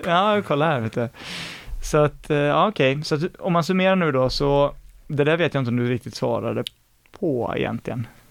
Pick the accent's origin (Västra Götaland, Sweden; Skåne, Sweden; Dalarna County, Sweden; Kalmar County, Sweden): Västra Götaland, Sweden; Mark Municipality; Marks kommun då där vi är från